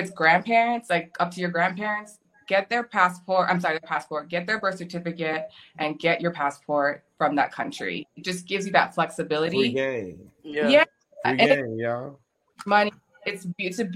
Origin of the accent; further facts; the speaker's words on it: Texas, United States; moved away as an adult; also born or lived in Middle East; I'm from America. But not really America, I'm from Texas